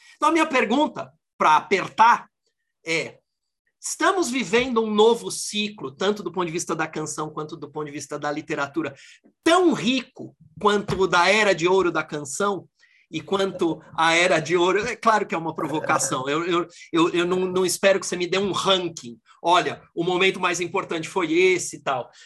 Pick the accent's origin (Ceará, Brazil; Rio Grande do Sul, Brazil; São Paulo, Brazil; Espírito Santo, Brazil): São Paulo, Brazil; Eu não sou, não sou do Rio, sou aqui de São Paulo